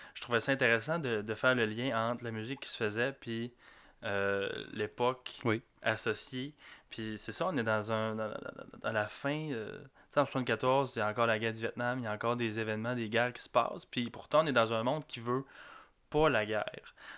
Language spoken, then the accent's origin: French; Quebec, Canada; ça se peut que j'aille un accent, c'est normal. Je suis du Lac-Saint-Jean.